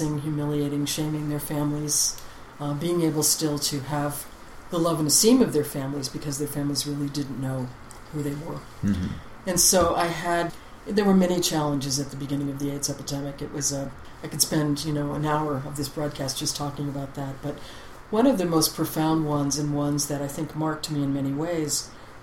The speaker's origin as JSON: {"language": "English", "region": "New England", "country": "United States", "said": "I'm from back east. I'm a New Englander."}